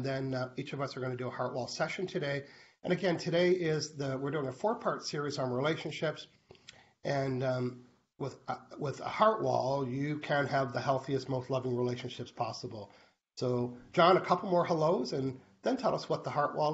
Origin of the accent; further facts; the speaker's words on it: New Brunswick, Canada; moved away; I lived in New Brunswick. I was born in New Brunswick where the snow drifts were 8 feet